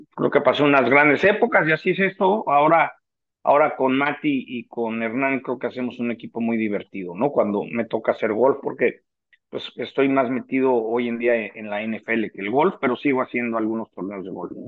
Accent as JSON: {"language": "Spanish", "region": "Mexico City", "country": "Mexico", "tie": "born or raised there", "moved": "as an adult", "lives_now": "San Diego, United States", "said": "mi club en el Chapultepec"}